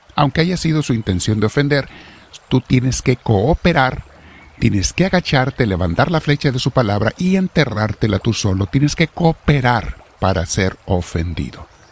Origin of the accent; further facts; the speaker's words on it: Mexico; Los que somos mexicanos